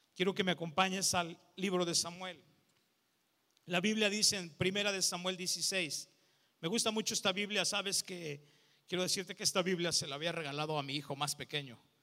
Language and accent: Spanish; León, Guanajuato, Mexico; Soy de León, Guanajuato